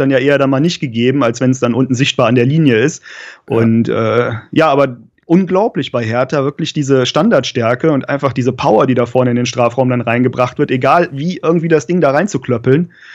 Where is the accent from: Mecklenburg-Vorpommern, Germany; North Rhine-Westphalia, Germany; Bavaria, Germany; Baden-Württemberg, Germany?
North Rhine-Westphalia, Germany; Cologne; ich komme ja aus der Region Köln